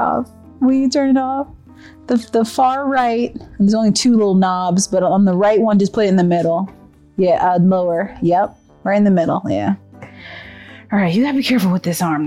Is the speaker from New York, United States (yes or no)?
no; Texas, United States; moved away; also born or lived in Berkeley; I'm from Texas